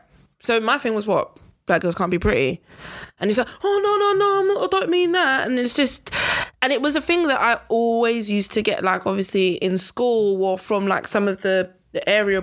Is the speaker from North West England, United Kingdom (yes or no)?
no; London, United Kingdom; Custom House, Canning Town.